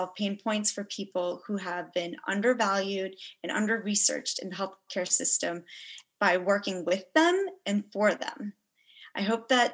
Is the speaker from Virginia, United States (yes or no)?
yes; Yorktown, Virginia, United States; moved away as an adult; now in New York City, United States; I was born and raised in Yorktown, Virginia, which is where I am right now